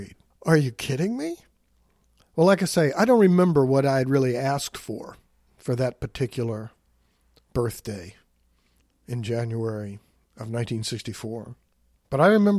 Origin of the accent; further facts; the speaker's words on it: Richmond, Virginia, United States; a kid growing up in the West End of Richmond, Virginia